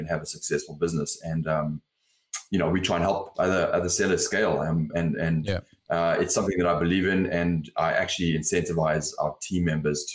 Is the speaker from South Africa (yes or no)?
yes; South Africa; also born or lived in London, United Kingdom; now in Los Angeles, United States; I grew up in South Africa